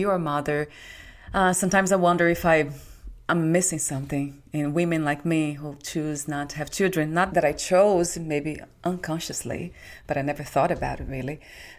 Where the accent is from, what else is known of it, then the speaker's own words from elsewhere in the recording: Brazil; moved away; I was born in Brazil.